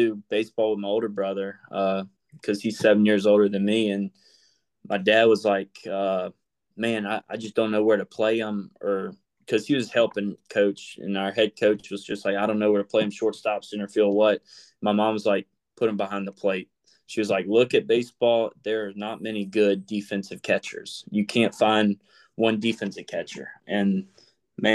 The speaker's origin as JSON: {"language": "English", "town": "Zachary", "region": "Louisiana", "country": "United States", "tie": "born or raised there", "also_born_or_lived": "Baton Rouge, Louisiana", "said": "I was born in Baton Rouge, and I grew up in Zachary, Louisiana."}